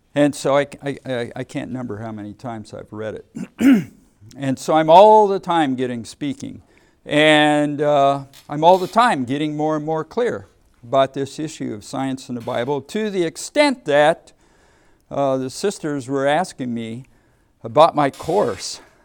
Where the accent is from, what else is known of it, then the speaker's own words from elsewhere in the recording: Ohio, United States; moved away as an adult; also born or lived in Massachusetts / Texas; I grew up in Ohio